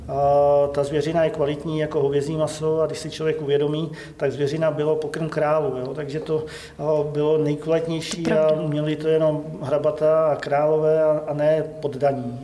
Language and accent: Czech; Ředice, Pardubice Region, Czechia; Pocházím ze Ředic, od Holic tady, což je teda Pardubický kraj